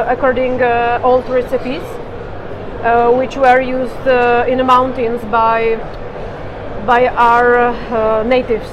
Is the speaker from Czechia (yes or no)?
yes; Czechia